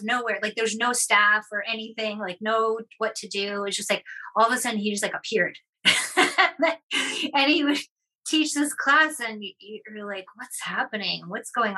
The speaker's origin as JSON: {"language": "English", "town": "Boston", "region": "Massachusetts", "country": "United States", "moved": "yes", "lives_now": "Bellingham, United States", "said": "I'm from Boston"}